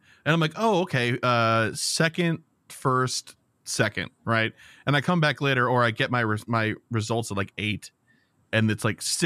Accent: United States; as an American

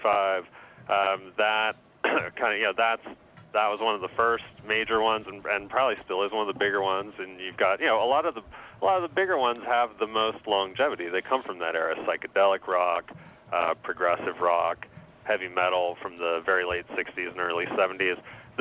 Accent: Seattle, Washington, United States; I grew up in Seattle. And I was 11 years old when … came out

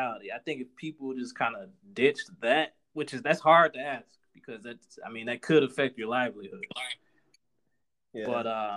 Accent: United States; We're Black Americans

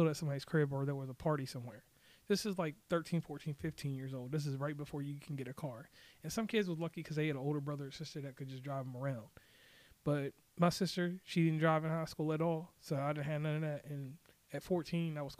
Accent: Rustburg, Virginia, United States; also born or lived in Lynchburg, Virginia; I hail from Rustburg, Virginia, by way of Lynchburg, Virginia. That's Central Virginia, 434 area code

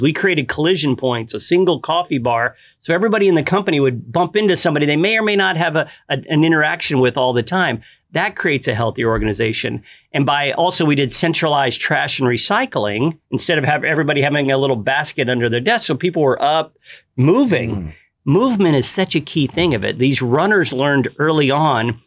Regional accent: Galveston, Texas, United States; moved away as an adult; also born or lived in the Midwest / Dallas-Fort Worth; now in Dallas, United States; my wife and I grew up in Galveston. I was born in the Midwest, but we grew up in Galveston and we moved up here about 20 years ago

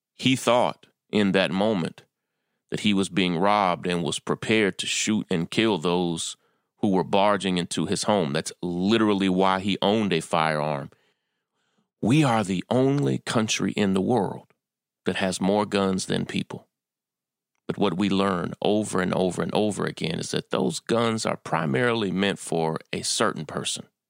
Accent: Kentucky, United States; moved away as an adult; also born or lived in Atlanta, Georgia / California; now in New York, United States; I was born and raised in Kentucky

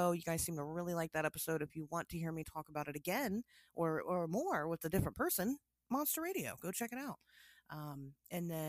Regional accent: Tennessee, United States; I'm from Tennessee.

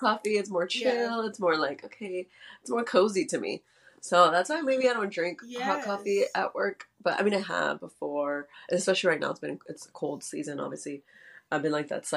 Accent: Houston, Texas, United States; I'm from Houston

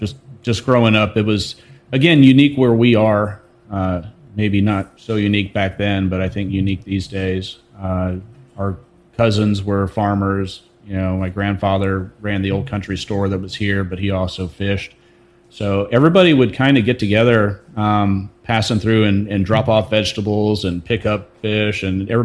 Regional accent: Roxbury, United States; also born or lived in Kansas; From right here, Roxbury is our family farm, 4 generations now. But my father was in the military. So I was born in Kansas. I moved all around the world growing up, but this place right here has always been home.

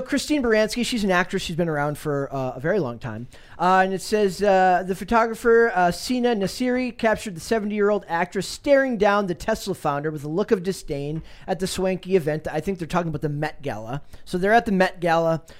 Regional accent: Woodbury, Minnesota, United States; I'm from Woodbury, Minnesota

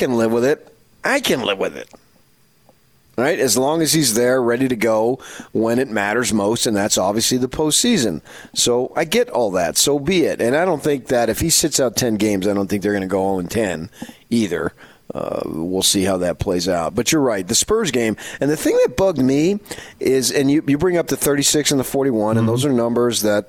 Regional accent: United States; I'm an American kid. I grew up in an athletic household

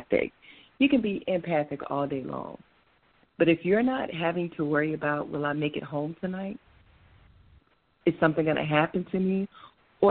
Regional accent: Rome, Georgia, United States; born or raised there; moved away

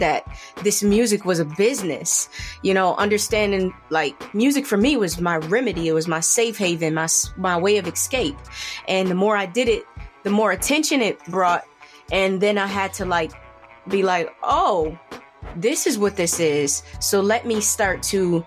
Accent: Buffalo, New York, United States; I'm from Buffalo, New York

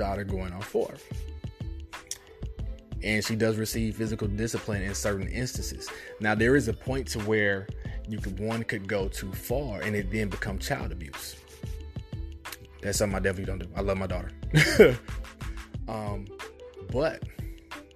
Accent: Kansas City, Missouri, United States; I grew up in Kansas City, Missouri, born 1979.

